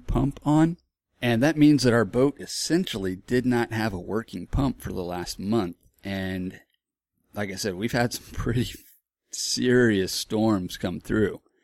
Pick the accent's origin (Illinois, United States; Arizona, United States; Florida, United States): Florida, United States; moved away; also born or lived in Texas; I grew up in Florida